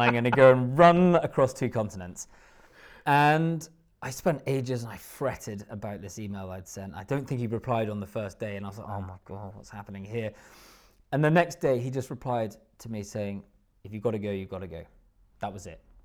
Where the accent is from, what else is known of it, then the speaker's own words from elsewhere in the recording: Haddington, Scotland, United Kingdom; moved away as an adult; also born or lived in Musselburgh / Australia / London; I grew up in Haddington, which is, uh, just about twenty minutes w, w, east of Edinburgh